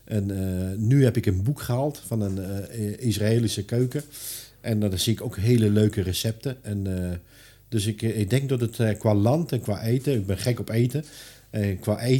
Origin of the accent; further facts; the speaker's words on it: Netherlands; En wij als Nederlander, ja, we denken, we hebben ervoor betaald.